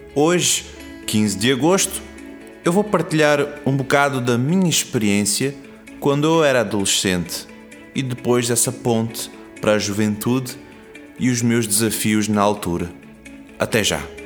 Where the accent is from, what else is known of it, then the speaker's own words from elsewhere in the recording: Portugal; Eu vim para Portugal quando era bebê, não é? Criança. E eu cresci uh, aqui. Então a minha adolescência foi aqui em Portugal.